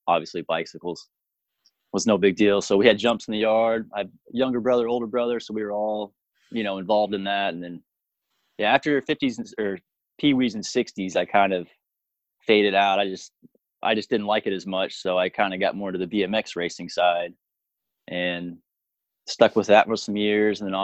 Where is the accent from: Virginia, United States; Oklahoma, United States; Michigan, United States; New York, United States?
Oklahoma, United States; Piedmont; I grew up in Oklahoma. Piedmont is the name of the town, a little bitty town. It's outside of Oklahoma City